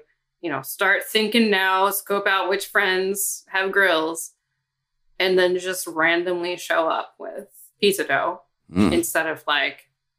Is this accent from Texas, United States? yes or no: no; Ohio, United States; moved away as an adult; also born or lived in Cincinnati; now in Boston, United States; I'm from the Midwest. I'm from Ohio and I came out to Boston. I worked an internship here and it was the first big city.